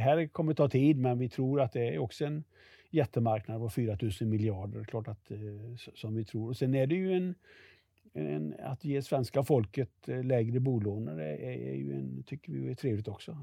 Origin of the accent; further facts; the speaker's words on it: Västergötland, Västra Götaland, Sweden; jag kommer från Västergötland